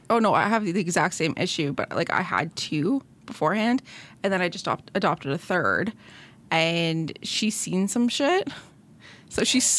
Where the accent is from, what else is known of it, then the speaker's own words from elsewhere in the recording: Timmins, Ontario, Canada; where I'm from Timmins, though. Okay, so, like, we had a Walmart, but it was, like, on the outskirts of town.